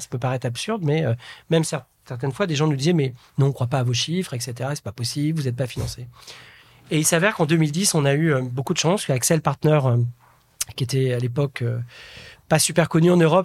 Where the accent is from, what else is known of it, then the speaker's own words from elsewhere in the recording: a small village in Nièvre, Burgundy, Bourgogne-Franche-Comté, France; moved away; je suis issu d'un petit village de la Nièvre, en Bourgogne